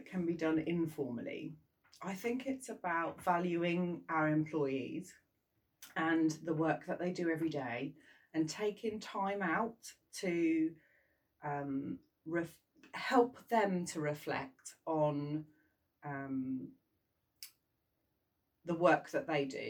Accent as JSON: {"language": "English", "region": "England", "country": "United Kingdom", "said": "I'm from England"}